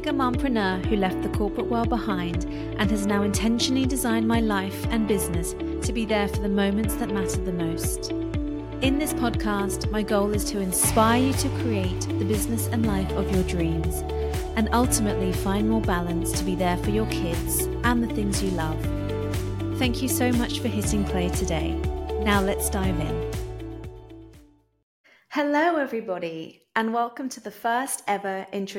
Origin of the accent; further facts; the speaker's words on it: England, United Kingdom; moved away as an adult; also born or lived in California / Puerto Rico; now in Palmas del Mar, Puerto Rico; hopefully you can tell from my accent that I am from England, but I'm actually currently living in Puerto Rico